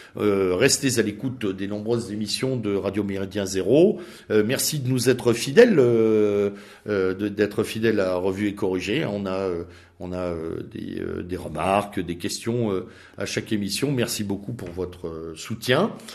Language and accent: French; France; nous sommes d'abord des Français